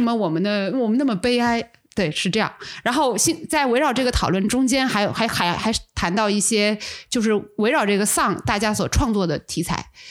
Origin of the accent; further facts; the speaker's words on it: Suzhou, Jiangsu, China; 我是苏州人嘛，然后我 我住的地方离我们的护城河特别近